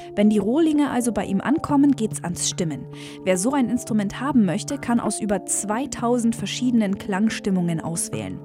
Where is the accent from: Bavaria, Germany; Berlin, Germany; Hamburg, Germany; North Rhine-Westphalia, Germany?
Bavaria, Germany; Allgäu; bei uns im Allgäu